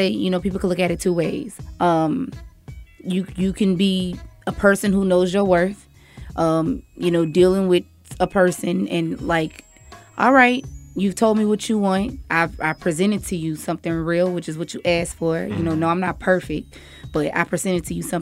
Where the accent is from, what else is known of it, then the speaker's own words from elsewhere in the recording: New Iberia, Louisiana, United States; I am from New Iberia, Louisiana